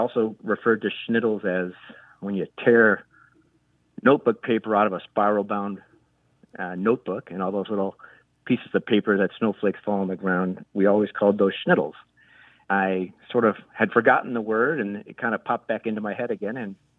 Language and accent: English; Chicago, Illinois, United States; now in Carmel, Indiana, United States; I was born in Chicago, grew up in the suburbs of Chicago.